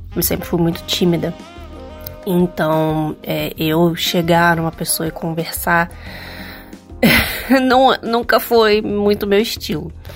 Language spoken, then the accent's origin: Portuguese; Rio de Janeiro, Brazil; sou do Rio de Janeiro